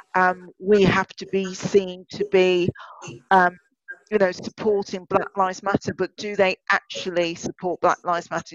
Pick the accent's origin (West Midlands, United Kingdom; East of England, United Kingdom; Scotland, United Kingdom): West Midlands, United Kingdom; Birmingham; born and bred in Birmingham